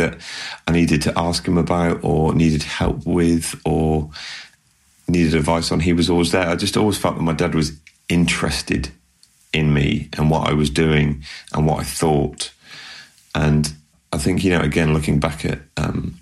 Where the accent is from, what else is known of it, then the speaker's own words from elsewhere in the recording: Bristol, South West England, United Kingdom; moved away; I moved up to where I am from my hometown of Bristol